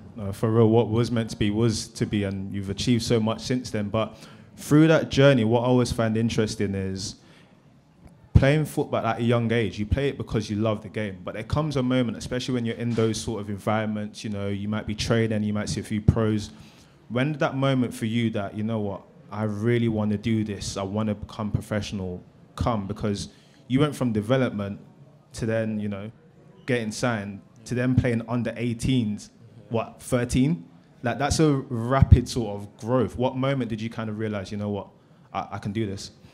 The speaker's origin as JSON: {"language": "English", "region": "London", "country": "United Kingdom", "tie": "born or raised there", "said": "growing up in South London"}